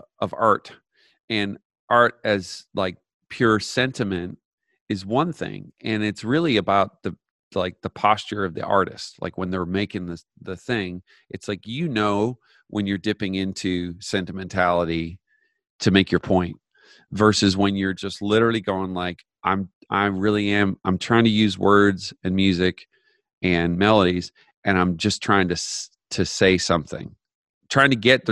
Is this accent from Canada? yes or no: yes; Canada; I grew up in Canada